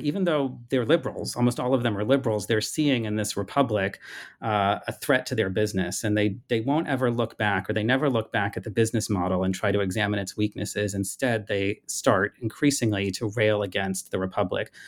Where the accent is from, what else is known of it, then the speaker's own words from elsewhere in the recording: United States; as an American growing up